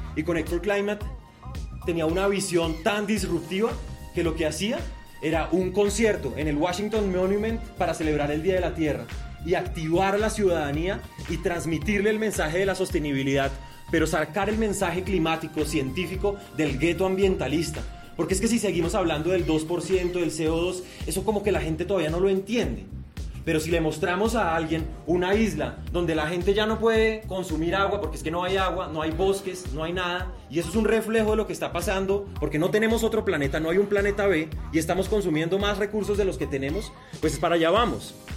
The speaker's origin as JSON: {"language": "Spanish", "region": "Bogotá", "country": "Colombia", "tie": "born or raised there", "also_born_or_lived": "Barranquilla", "said": "Yo nací en Barranquilla, pero crecí en Bogotá."}